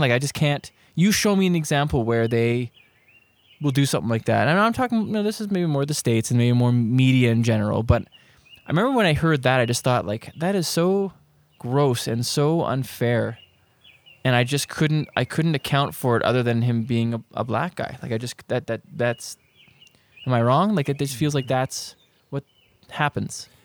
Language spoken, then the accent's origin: English; Prince Rupert, British Columbia, Canada; I grew up in Prince Rupert